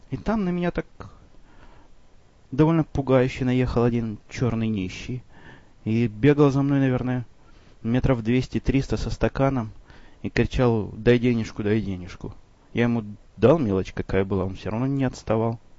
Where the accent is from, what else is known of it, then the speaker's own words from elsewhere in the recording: Chicago, Illinois, United States; вопрос, в общем, довольно типичный для тех, кто знает, что я из Чикаго.